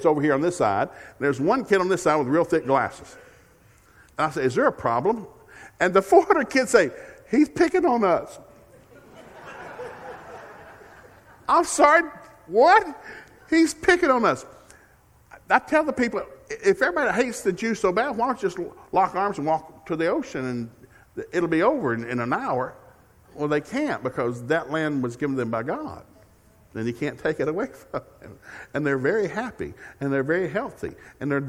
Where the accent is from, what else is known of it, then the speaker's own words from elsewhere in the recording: Tulsa, Oklahoma, United States; Tulsa, Oklahoma